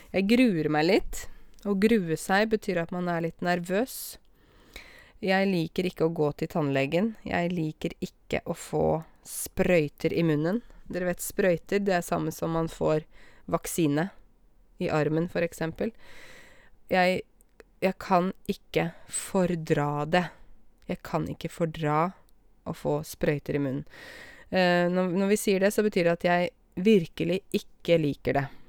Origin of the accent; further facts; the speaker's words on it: Åmot, Norway; I Åmot, der jeg kommer fra